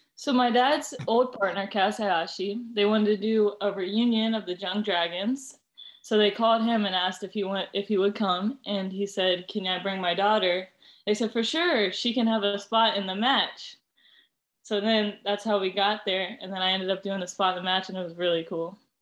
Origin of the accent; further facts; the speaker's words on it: Ohio, United States; I was from Ohio